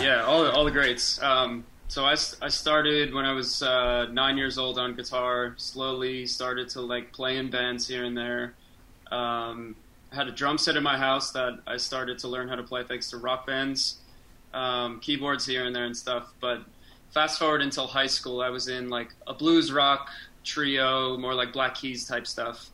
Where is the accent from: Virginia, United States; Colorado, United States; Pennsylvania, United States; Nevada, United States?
Pennsylvania, United States; Scranton; now in Pittsburgh, United States; I grew up in Scranton, so when I moved out here